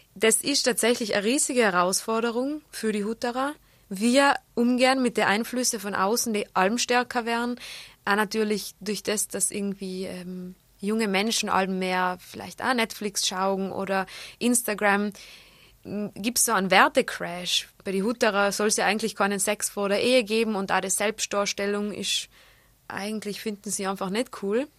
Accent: South Tyrol, Trentino-Alto Adige, Italy; accent: South Tyrolean dialect; also born or lived in Innsbruck, Austria; Schotekrapflern heißen die bei uns im Pustertal

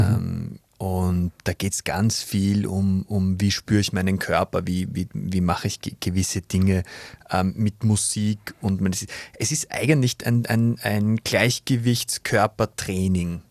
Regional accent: Vienna, Austria; moved away; Ich komme aus Wien, geboren, born and raised in Vienna, aus mhm. dem 23. Wiener Gemeindebezirk

